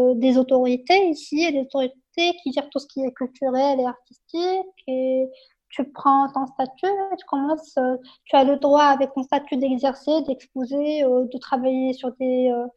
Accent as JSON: {"language": "French", "country": "Morocco", "tie": "born or raised there", "said": "mon enfance dans le Maroc"}